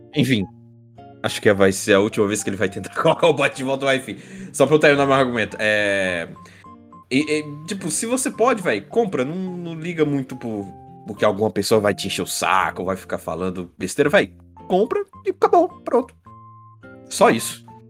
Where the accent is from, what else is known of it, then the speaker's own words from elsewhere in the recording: Brazil; como um bom brasileiro